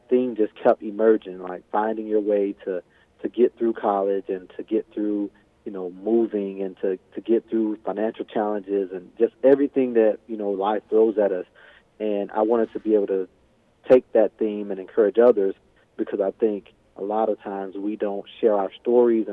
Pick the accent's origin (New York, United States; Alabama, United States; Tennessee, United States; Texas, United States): Alabama, United States; moved away as an adult; now in Bemidji, United States; I was born and raised in Alabama